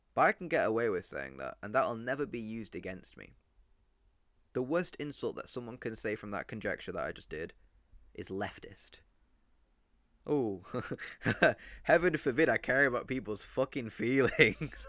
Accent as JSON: {"language": "English", "town": "Rochdale", "region": "North West England", "country": "United Kingdom", "tie": "born or raised there", "also_born_or_lived": "Mexico", "said": "I was brought up in Rochdale"}